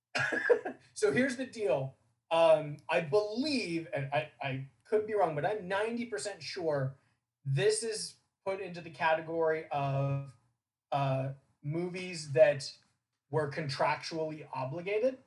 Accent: Southern California, United States; I grew up in Southern California

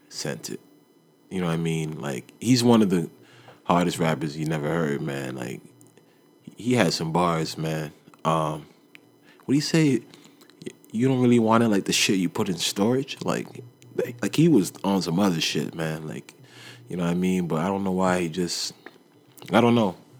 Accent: Toronto, Ontario, Canada; when you're from Toronto

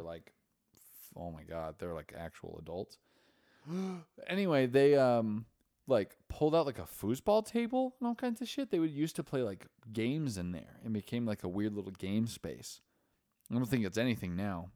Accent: Idaho, United States; we're both Mormons from Idaho.

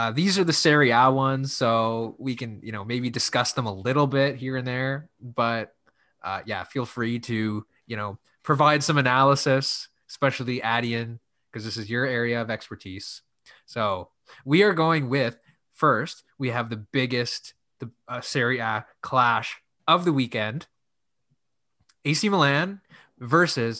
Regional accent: Ottawa, Ontario, Canada; It's my hometown

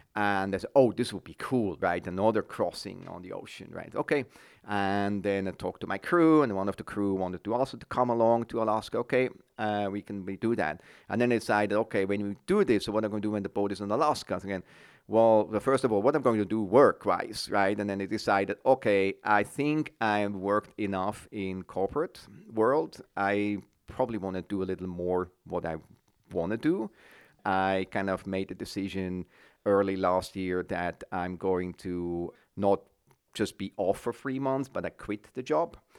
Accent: Switzerland; moved away as an adult; now in San Francisco Bay Area, United States; I'm Swiss

